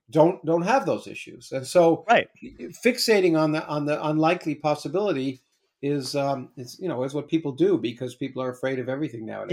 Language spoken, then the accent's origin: English; Canada; I was Canadian. I grew up in Canada.